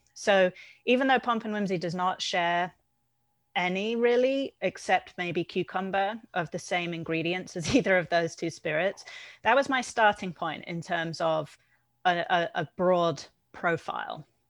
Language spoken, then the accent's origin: English; United Kingdom; being British